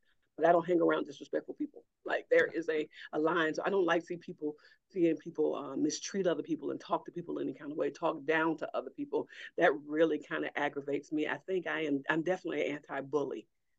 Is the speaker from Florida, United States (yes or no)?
no; Cordova, Alabama, United States; now in Huntsville, United States; I grew up in Cordova, Alabama. That is in Walker County, right outside, most people know the city of Jasper. So mm-hmm. 7 miles outside of Jasper. My family goes back about five generations there in Walker County, and that's where I grew up.